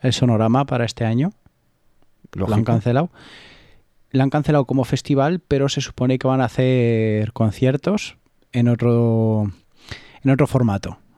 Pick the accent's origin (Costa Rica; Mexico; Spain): Spain; Alfaro, La Rioja; en mi pueblo, en Alfaro